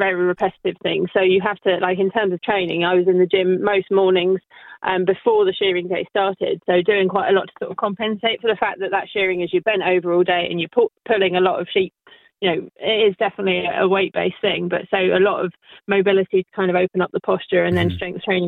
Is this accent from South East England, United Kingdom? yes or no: yes; Kent, South East England, United Kingdom; accent: West Country; I'm from Kent.